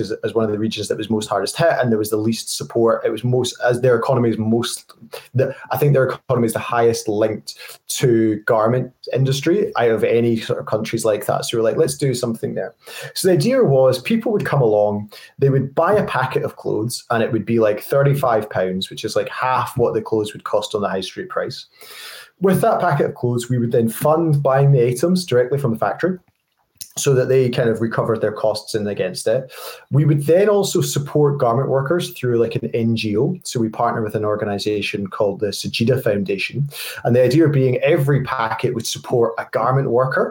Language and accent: English; Scotland, United Kingdom; I'm a Scottish guy